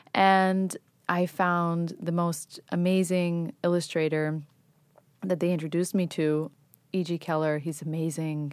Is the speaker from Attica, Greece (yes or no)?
yes; Athens, Attica, Greece; moved away as an adult; also born or lived in New York, United States / England; now in United States; I was born in New York, but I grew up in Greece, in, in Athens, Greece, and I went to college in England